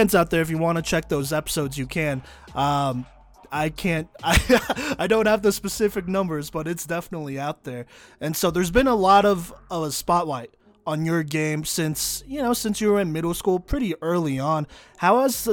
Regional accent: Texas, United States; I'm from Texas

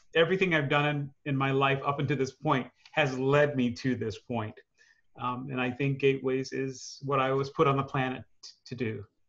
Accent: Chicago, Illinois, United States; moved away; also born or lived in New York; I grew up in Chicago

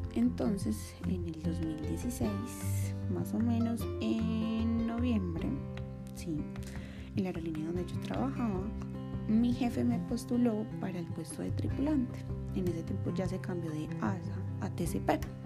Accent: Medellín, Antioquia, Colombia; now in Bogotá, Colombia; nací en Medellín, Antioquia, también en Colombia

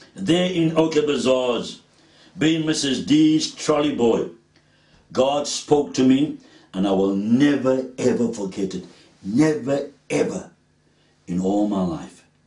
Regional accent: Cape Town, Western Cape, South Africa; I grew up in Pine Road, Woodstock, opposite the gym bioscope, near Trafalgar Bards.

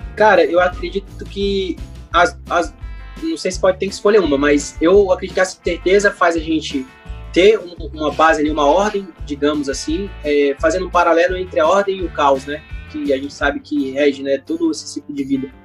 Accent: Rio de Janeiro, Brazil; eu sou carioca, então lá no Rio a gente chama de biscoito

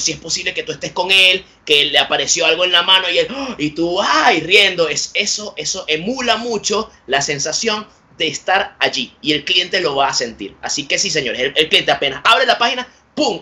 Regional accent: Puerto Ordaz, Bolívar, Venezuela; yo soy de Puerto Ordaz, en Venezuela

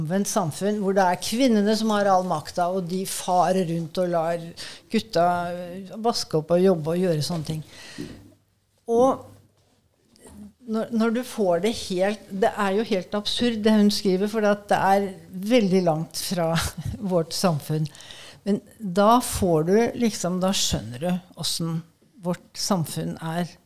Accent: Innlandet, Norway; Altså, jeg kom jo fra, fra Innlandet.

